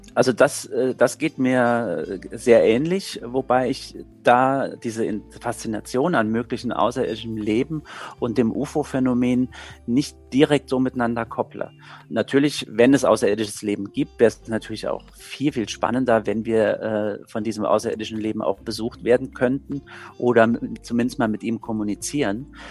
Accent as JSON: {"language": "German", "town": "Saarbrücken", "region": "Saarland", "country": "Germany", "said": "ich komme ja selbst aus Saarbrücken"}